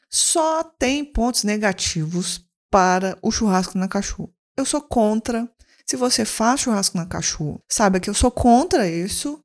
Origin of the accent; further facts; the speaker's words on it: Belo Horizonte, Minas Gerais, Brazil; Eu sou uma mulher cis, branca, lésbica de Belo Horizonte